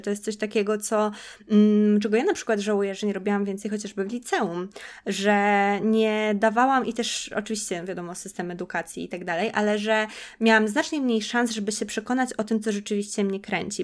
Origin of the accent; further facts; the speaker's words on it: Podlaskie Voivodeship, Poland; moved away as an adult; also born or lived in Warsaw; ja pochodzę z Podlasia, no i chodziłam do szkoły w Białymstoku